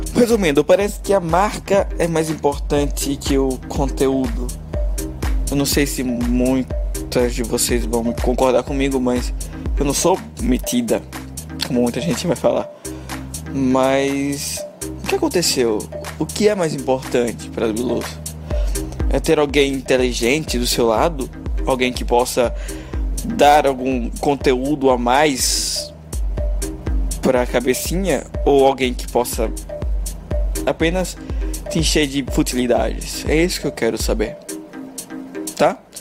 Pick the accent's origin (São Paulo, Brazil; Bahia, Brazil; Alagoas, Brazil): Alagoas, Brazil; Maceió; moved away as an adult; now in Buenos Aires, Argentina; eu sou de Maceió, mas moro aqui em Buenos Aires há dois anos